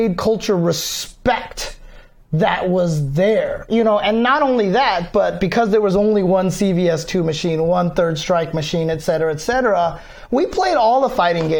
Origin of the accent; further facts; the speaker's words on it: Southern California, United States; I grew up in SoCal